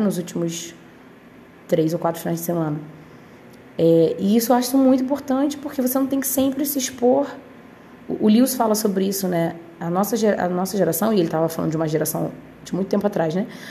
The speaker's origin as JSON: {"language": "Portuguese", "country": "Brazil", "said": "a gente ser brasileiro"}